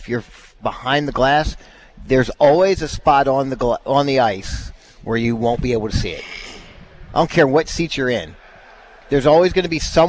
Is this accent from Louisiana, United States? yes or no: no; Baltimore, Maryland, United States; moved away as an adult; also born or lived in Rochester, New York; now in Dallas, United States; I grew up in Baltimore